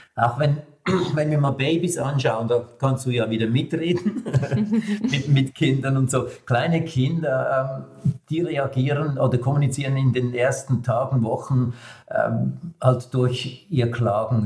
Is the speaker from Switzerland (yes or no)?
yes; Switzerland; als Schweizer